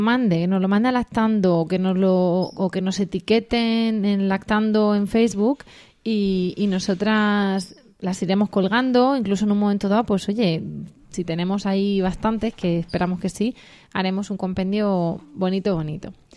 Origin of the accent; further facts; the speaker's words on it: Region of Murcia, Spain; Así de estupendos somos los murcianos, así de acogedores, de hospitalarios